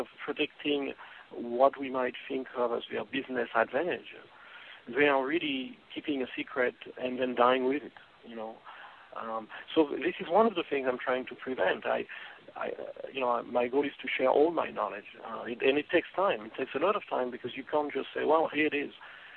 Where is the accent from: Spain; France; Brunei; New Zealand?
France; moved away; when I was growing up in France